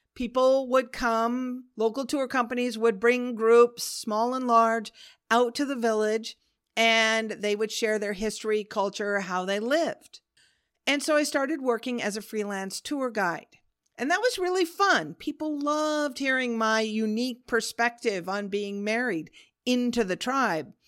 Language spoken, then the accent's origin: English; Pacific Northwest, United States; also born or lived in Oregon / Washington; I grew up in the Pacific Northwest in Oregon and Washington State of the U S